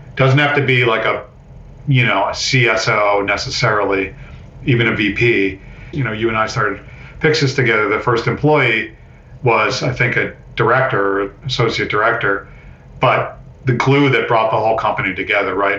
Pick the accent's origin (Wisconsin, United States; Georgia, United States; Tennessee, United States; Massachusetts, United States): Massachusetts, United States; Amherst; I grew up in Amherst, Mass.